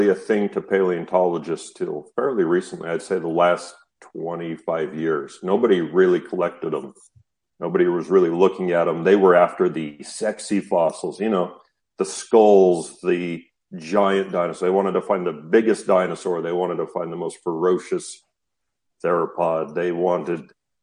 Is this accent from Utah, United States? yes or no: yes; Utah, United States; I grew up in the Western United States in a state called Utah